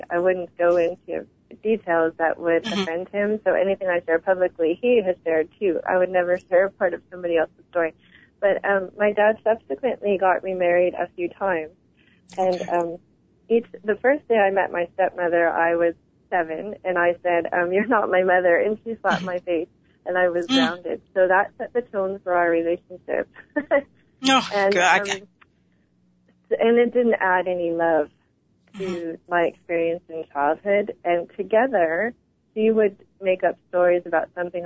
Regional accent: New York, United States; moved away as an adult; also born or lived in Savannah, Georgia; I did 1 year in New York

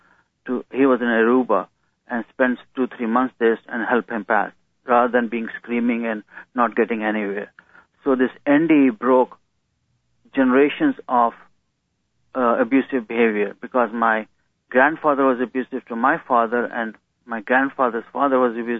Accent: India; moved away as an adult; now in United States; my growing up in India

